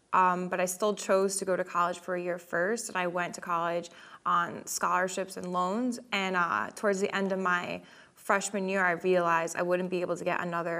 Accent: Connecticut, United States; I'm originally from Connecticut, you know, New York area

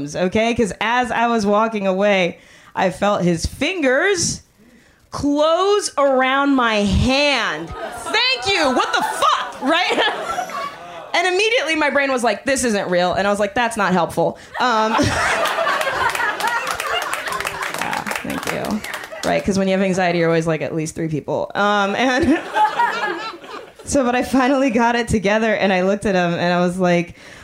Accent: Miami, Florida, United States; moved away as an adult; now in Oakland, United States; I grew up in Miami

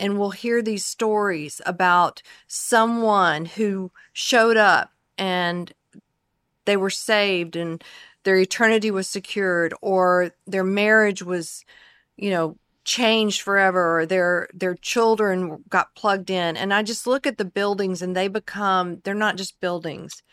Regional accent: the Carolinas, United States; moved away as an adult; now in Dallas, United States; I grew up also in the Carolinas

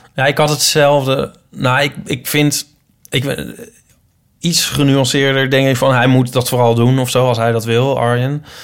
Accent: Netherlands; also born or lived in Utrecht; we zijn wel Nederlanders

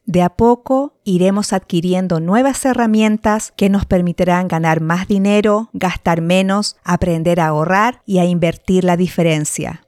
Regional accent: Santiago, Santiago Metropolitan Region, Chile; nací y me crié en Santiago de Chile

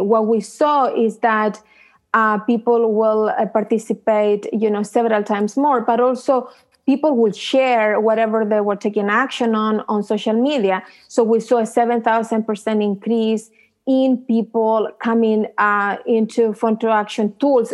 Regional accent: Chile; now in United States; I came from Chile

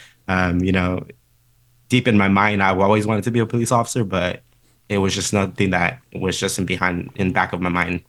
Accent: San Fernando Valley, California, United States; I came from a community, I'm from the San Fernando Valley.

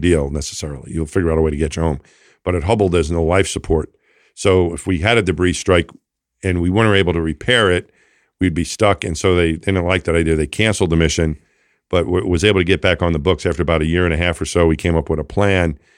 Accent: Franklin Square, New York, United States; moved away; I grew up just outside of Queens, New York City, in a town called Franklin Square

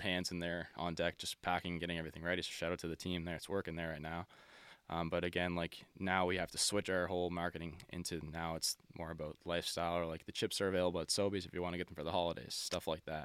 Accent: Nova Scotia, Canada; We're from Nova Scotia

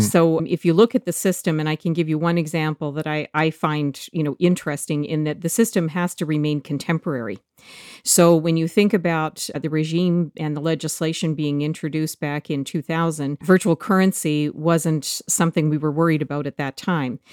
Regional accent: Canada; as a Canadian

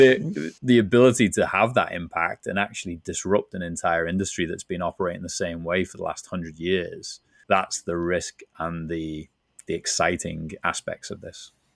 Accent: Liverpool, North West England, United Kingdom; moved away as an adult; now in San Diego, United States; you can tell from my accent, not originally from San Diego, where I'm based now, originally from Liverpool, England

